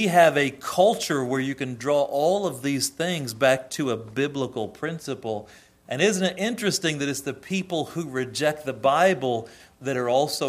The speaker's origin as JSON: {"language": "English", "country": "United States", "said": "we, as a culture, as American culture, still have a lot of biblical roots"}